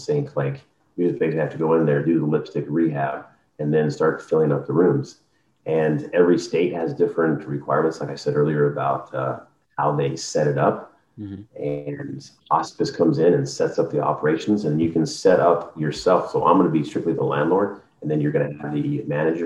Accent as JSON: {"language": "English", "region": "Arizona", "country": "United States", "moved": "yes", "said": "I'm originally from Arizona."}